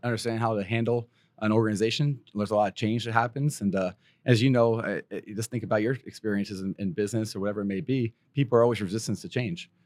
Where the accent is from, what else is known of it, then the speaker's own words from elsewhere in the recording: Pennsylvania, United States; moved away; I grew up in Pennsylvania